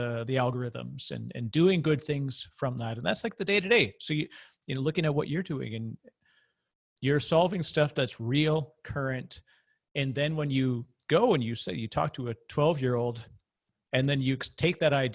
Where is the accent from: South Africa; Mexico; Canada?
Canada; I'm Canadian